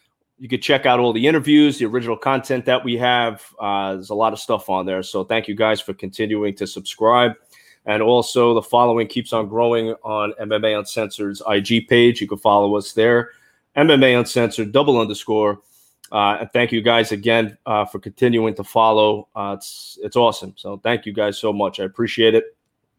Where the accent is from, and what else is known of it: New York, United States